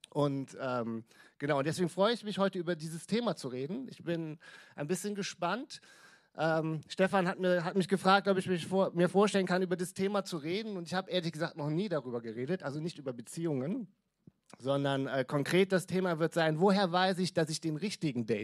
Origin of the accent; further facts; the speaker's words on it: Krefeld, North Rhine-Westphalia, Germany; also ich komme aus Krefeld, habt ihr gerade schon gehört, Kirche für Krefeld.